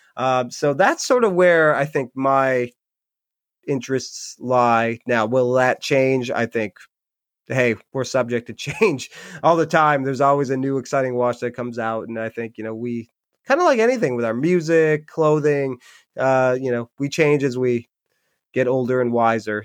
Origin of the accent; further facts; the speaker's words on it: Upper Peninsula, Michigan, United States; now in Rhode Island, United States; I'm from Michigan originally. I live in Rhode Island now.